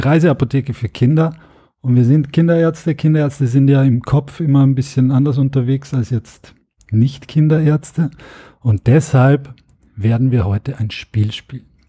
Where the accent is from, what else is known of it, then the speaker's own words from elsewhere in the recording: Austria; now in Germany; auch als Österreicher